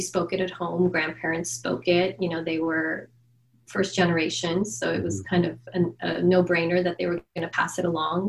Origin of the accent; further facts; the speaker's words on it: Los Angeles, California, United States; also born or lived in Armenia; And I'm a local to Los Angeles. I'm a local LA girl. I grew up here, spent most of my life here